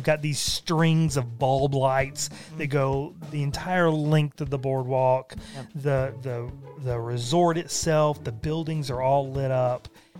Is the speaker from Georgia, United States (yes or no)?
no; South Carolina, United States; We're from South Carolina.